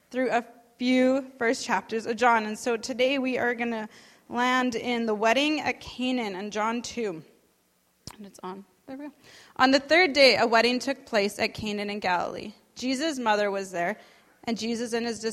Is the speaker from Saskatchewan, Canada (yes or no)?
yes; Saskatchewan, Canada; I grew up there, born and raised in Saskatchewan.